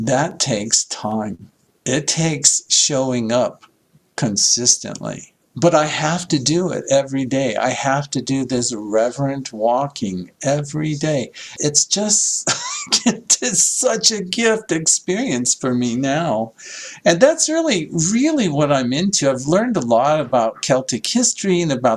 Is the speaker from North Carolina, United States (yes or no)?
no; Iowa, United States; moved away as an adult; also born or lived in San Diego; So I grew up in Iowa, not a lot of beachfront property in Iowa.